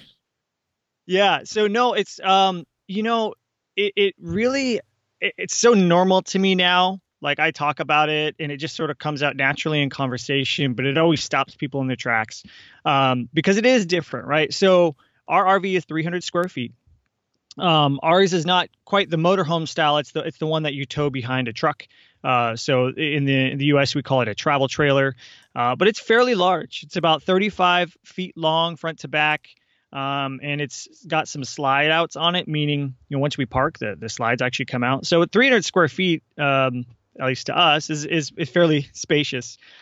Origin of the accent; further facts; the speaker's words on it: Seattle, Washington, United States; moved away as an adult; we're from the Seattle area